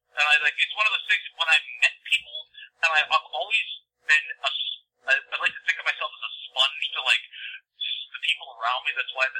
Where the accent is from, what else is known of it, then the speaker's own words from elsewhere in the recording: Cuyahoga Falls, Ohio, United States; I grew up in Cuyahoga Falls.